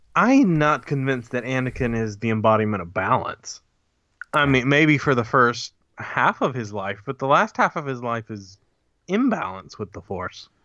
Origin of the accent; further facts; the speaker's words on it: Huntsville, Alabama, United States; I was born in Huntsville, Alabama